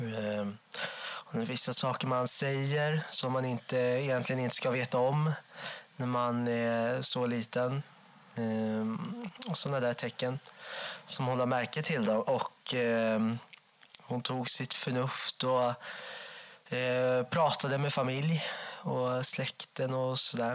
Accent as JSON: {"language": "Swedish", "town": "Enköping", "region": "Uppsala County", "country": "Sweden", "tie": "born or raised there", "said": "jag växte upp i Enköping"}